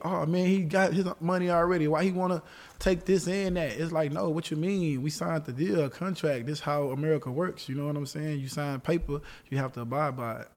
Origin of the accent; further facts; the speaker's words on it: Texas, United States; I'm from Texas